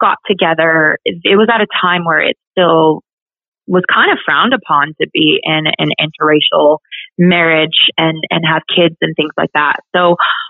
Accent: Thornton, Colorado, United States; now in Las Vegas / Nashville, United States; I was very fortunate to have grown up in Colorado

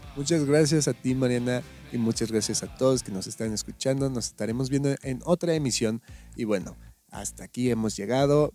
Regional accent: Mexico; somos mexicanos

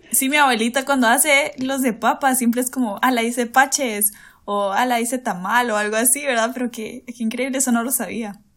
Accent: Guatemala City, Guatemala Department, Guatemala; de aquí de la capital de Guate, aquí de Guate, sí, Chapina

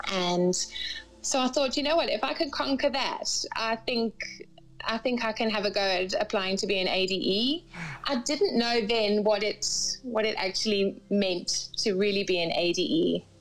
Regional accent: Cambridge, East of England, United Kingdom; So um, I was I was born and raised in England, in uh, Cambridge, in England, and then I went to university in Northampton.

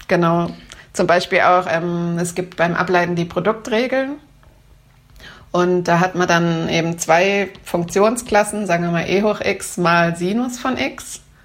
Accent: Baden-Württemberg, Germany; bei uns in Baden-Württemberg

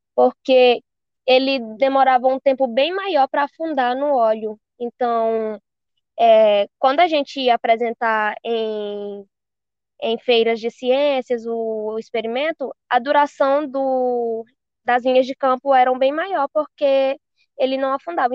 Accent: Marabá, Pará, Brazil; Do Pará, sou de Marabá.

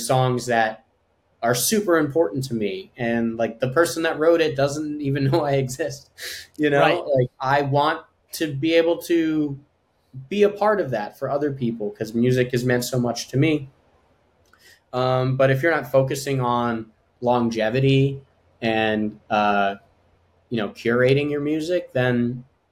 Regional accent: Long Island, New York, United States; growing up on Long Island, where the specific town that we grew up

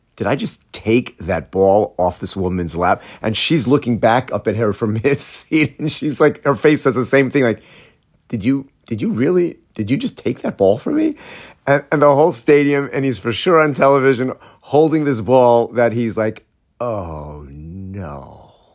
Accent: Atlanta, Georgia, United States; moved away; I'm from Atlanta.

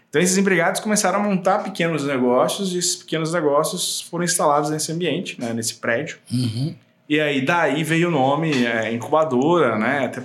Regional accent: Rio Grande do Sul, Brazil; born there; now in Mato Grosso do Sul, Brazil; Pois é, eu sou nascido no Rio Grande do Sul, né? Mas há muitos anos eu moro aqui no estado, né?

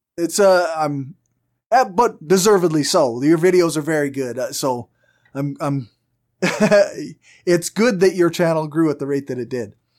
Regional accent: Canada; accent: strong Canadian; I have a very strong Canadian accent

